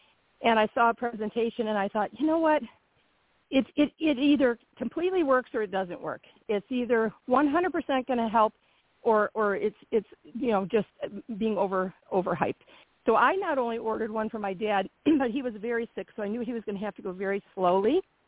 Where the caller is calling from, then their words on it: Michigan, United States; I'm from Michigan. I also spend time in Tennessee.